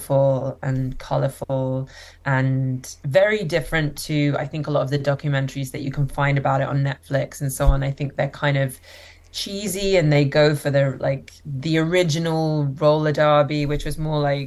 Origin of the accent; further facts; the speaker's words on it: London, United Kingdom; moved away as an adult; now in Toronto, Canada; I live in Toronto and also spend time in London, which is where I grew up and where I lived for my whole life